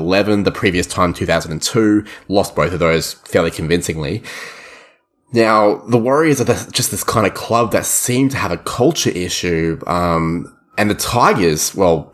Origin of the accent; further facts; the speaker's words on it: Australia; you and I are both not New Zealanders, we're both from Australia